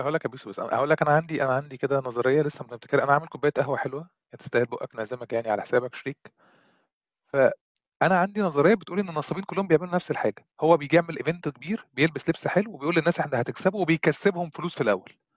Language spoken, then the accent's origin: Arabic; Egypt; عندنا في مصر